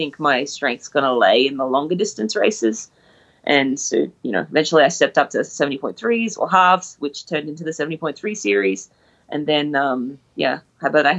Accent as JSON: {"language": "English", "town": "Brisbane", "region": "Queensland", "country": "Australia", "said": "I'm Australian from Brisbane"}